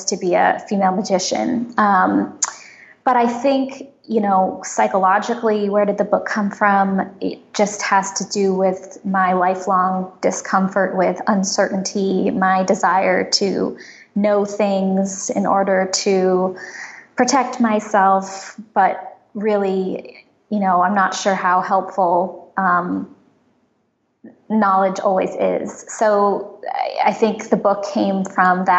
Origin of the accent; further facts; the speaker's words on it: San Francisco, California, United States; I grew up in San Francisco